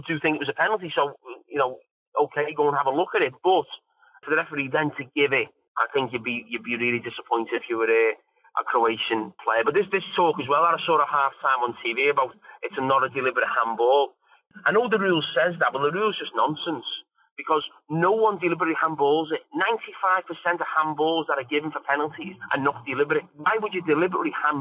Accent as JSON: {"language": "English", "region": "England", "country": "United Kingdom", "said": "as an Englishman"}